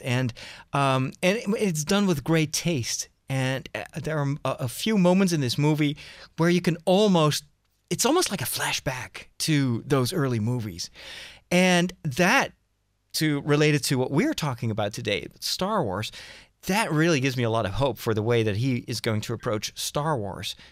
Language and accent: English; Netherlands; I'm from the Netherlands